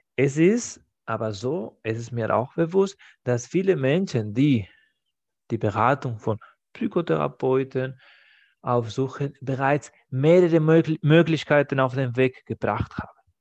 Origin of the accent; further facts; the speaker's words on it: Spain; German is a second language; now in Germany; in meinem Heimatland Spanien